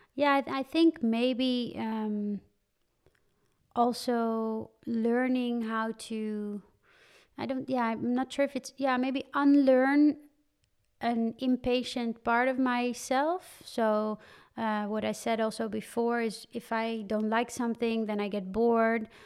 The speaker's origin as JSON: {"language": "English", "town": "Hoofddorp", "region": "North Holland", "country": "Netherlands", "tie": "born or raised there", "also_born_or_lived": "Campania, Italy (born, near Naples)", "said": "I grew up near Amsterdam in Hoofddorp."}